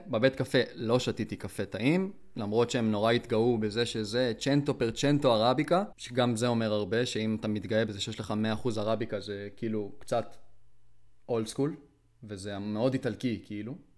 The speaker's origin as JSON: {"language": "Hebrew", "country": "Israel", "said": "אני ארץ ישראלי"}